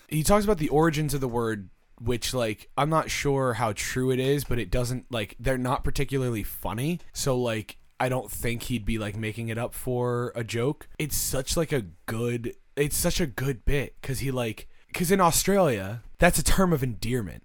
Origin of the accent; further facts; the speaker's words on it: United States; We're American.